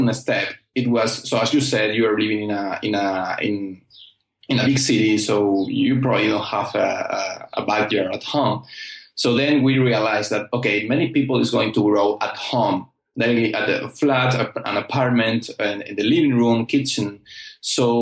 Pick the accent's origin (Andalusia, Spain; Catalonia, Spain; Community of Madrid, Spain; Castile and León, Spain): Andalusia, Spain; Almería; I'm from Almeria, and this is one of the main vegetable producer in the world, actually. And we are known in Europe for our quality